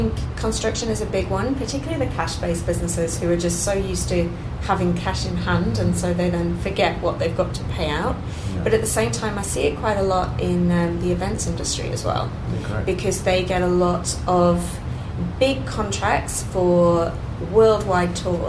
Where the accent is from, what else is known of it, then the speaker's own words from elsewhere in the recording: England, United Kingdom; I think my plan B, when I came over here from England, my plan B was, what if I can't be an accountant?